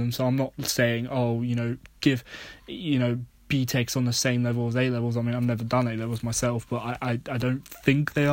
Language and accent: English; United Kingdom; being British